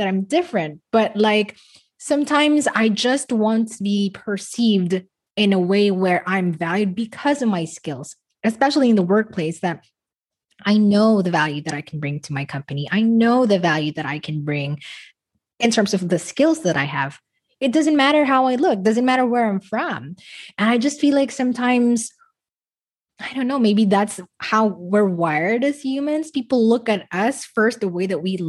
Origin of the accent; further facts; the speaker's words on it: Philippines; moved away as an adult; also born or lived in Dubai; I wish I wasn't Filipino